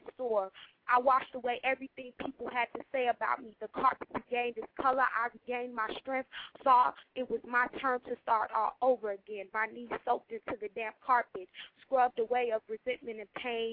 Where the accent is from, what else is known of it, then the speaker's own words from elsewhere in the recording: Chicago, Illinois, United States; I'm from Chicago